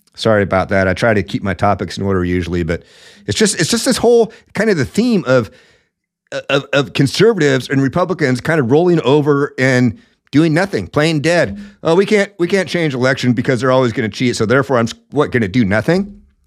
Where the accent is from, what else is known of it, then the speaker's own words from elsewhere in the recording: Seattle, Washington, United States; Seattle's my hometown